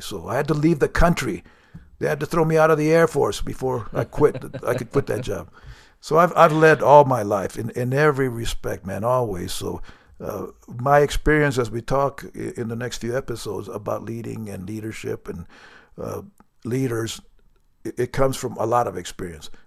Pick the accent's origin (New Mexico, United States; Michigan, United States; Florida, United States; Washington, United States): New Mexico, United States; I'm from New Mexico, which we, our motto is the land of enchantment